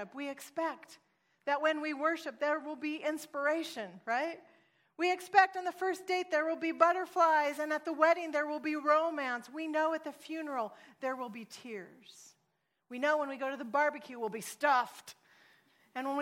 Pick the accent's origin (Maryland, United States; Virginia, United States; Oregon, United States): Oregon, United States; now in California, United States; I'm actually from Oregon, and I'm a missionary to California